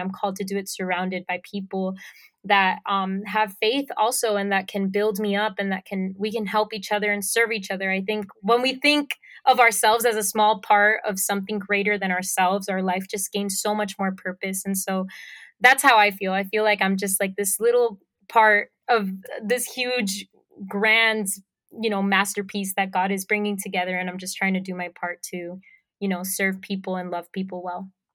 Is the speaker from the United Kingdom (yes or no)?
no; Puerto Rico; accent: Puerto Rican; moved away as an adult; also born or lived in Miami, Florida; now in Florida, United States; lived in Puerto Rico most of my life, um, so I have a very strong Puerto Rican accent.